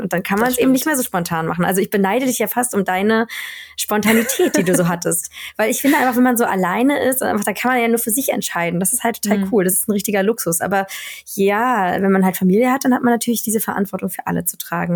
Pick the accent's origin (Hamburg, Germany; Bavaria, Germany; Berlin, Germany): Berlin, Germany; moved away as an adult; also born or lived in Spain; now in Sweden; ich bin ja ähm, kurz vor der Wende geboren in mhm. Ostberlin also ich komme aus Berlin, aber Berlin-Friedrichshain geboren